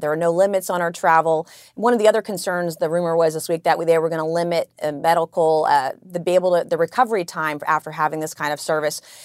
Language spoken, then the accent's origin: English; South Carolina, United States; I come from South Carolina